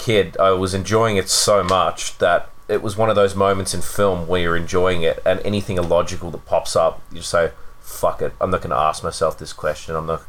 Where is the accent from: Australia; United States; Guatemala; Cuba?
Australia; despite being Australian, I'm partly deaf.